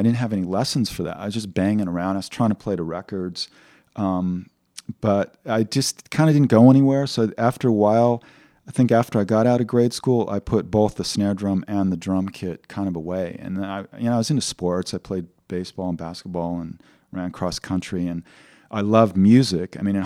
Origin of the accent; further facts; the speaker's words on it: West Covina, California, United States; I grew up in West Covina, San Gabriel Valley